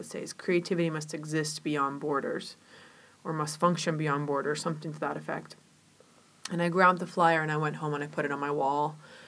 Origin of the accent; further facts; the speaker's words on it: Chile; now in Georgetown, United States; Well, I was born in Chile in a family that, you know, I was raised by my grandparents, so I grew up with really traditional values and a lot of folklore